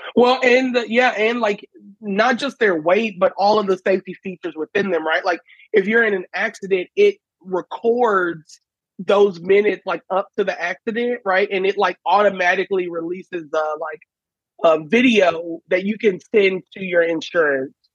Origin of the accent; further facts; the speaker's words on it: Houston, Texas, United States; I'm in Houston, Texas, where I grew up